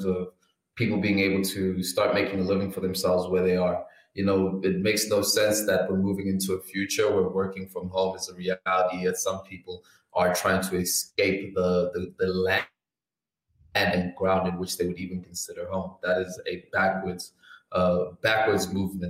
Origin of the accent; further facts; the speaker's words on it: South Africa; sitting here as a South African